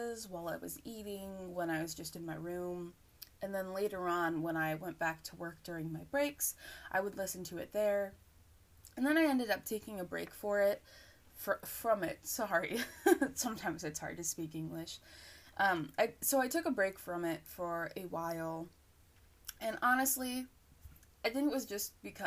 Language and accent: English; United States; I am from the U.S. I am an American